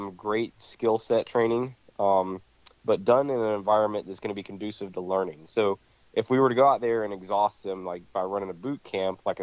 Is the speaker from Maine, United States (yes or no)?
no; Ocala, Florida, United States; also born or lived in Georgia; I've lived here in Ocala most all my life